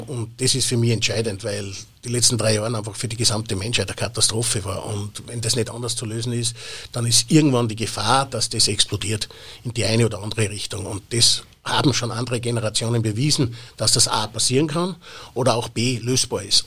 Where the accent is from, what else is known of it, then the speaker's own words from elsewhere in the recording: Austria; bei uns in Österreich